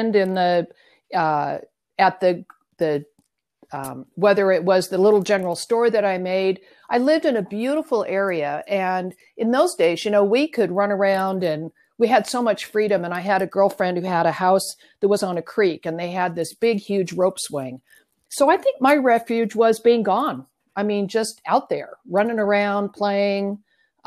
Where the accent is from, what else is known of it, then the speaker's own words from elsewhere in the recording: San Jose, California, United States; also born or lived in Newport Beach, California / Washington State; now in Mission Viejo, United States; I'm a native Californian, and I was born and raised in San Jose, California